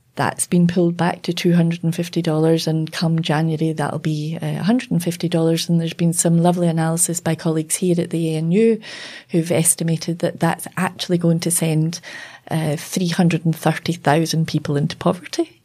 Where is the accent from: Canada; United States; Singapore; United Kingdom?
United Kingdom; now in Australia; growing up in Britain, you know, in the, uh, the seventies, early eighties.